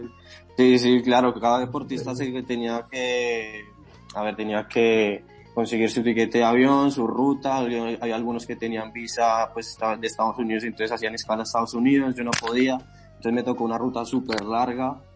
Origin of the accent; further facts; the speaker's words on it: Bogotá, Colombia; moved away as an adult; now in Madrid, Spain; Yo inicié a la edad de 12 años a entrenar kickboxing en una pequeña escuela en el barrio Castilla, Bogotá, en Colombia. Yo soy de allí, yo soy colombiano.